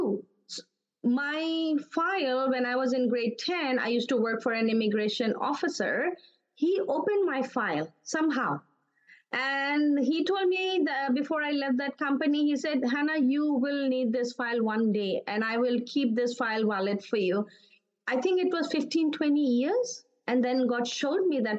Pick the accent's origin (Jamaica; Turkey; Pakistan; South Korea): Pakistan; Karachi, Sindh; moved away as an adult; also born or lived in Dubai, United Arab Emirates; now in Vancouver, Canada; I'm born and brought up in Karachi, Pakistan